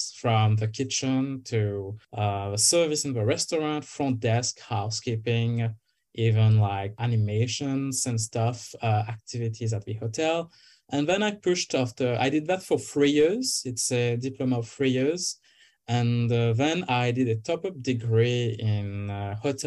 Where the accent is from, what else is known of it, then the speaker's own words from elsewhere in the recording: Mauritius; moved away as an adult; now in Kingston, Canada; I am originally from Mauritius Island